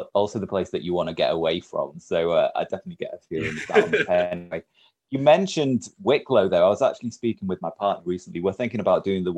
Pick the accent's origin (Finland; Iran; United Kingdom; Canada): United Kingdom; Huddersfield, Yorkshire and the Humber; I'm from Huddersfield.